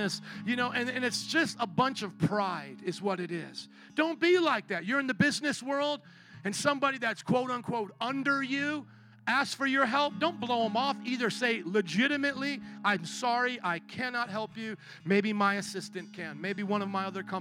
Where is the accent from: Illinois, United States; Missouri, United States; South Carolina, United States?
Missouri, United States; I'm from Missouri, the show me state.